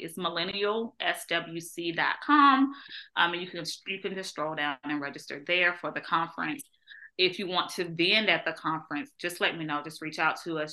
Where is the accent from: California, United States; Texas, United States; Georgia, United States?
Georgia, United States; moved away; I grew up on a farm, right? So I'm from Georgia, so I grew up on a farm